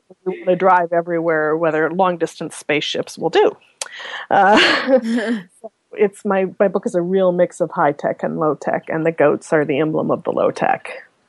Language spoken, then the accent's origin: English; Omaha, Nebraska, United States; moved away as an adult; now in Canada; I'm from Nebraska, and Omaha, as you might or might not know, is or at least was when I was growing up, the number one nuclear target